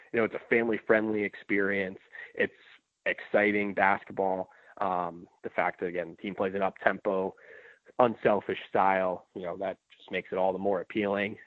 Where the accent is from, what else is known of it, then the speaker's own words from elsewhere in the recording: New York City, New York, United States; I grew up in the New York City area